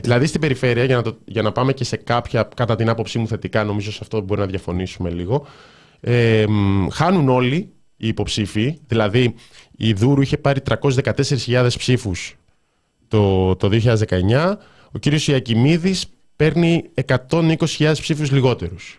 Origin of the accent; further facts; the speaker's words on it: Thessaloniki, Central Macedonia, Greece; είμαι από Θεσσαλονίκη